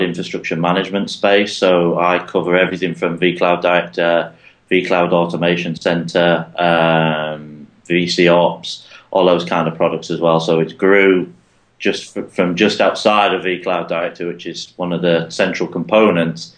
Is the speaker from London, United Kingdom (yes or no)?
no; Middlesbrough, North East England, United Kingdom; moved away as an adult; now in Palo Alto, United States; Hail from Mike's neck of the woods up in Middlesbrough in the northeast of England, hence my tragic accent